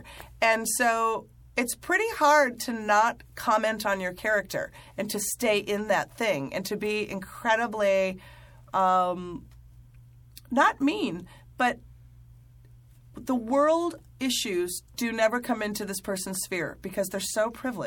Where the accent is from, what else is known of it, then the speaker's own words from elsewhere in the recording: Midwest, United States; I'm someone from the Midwest.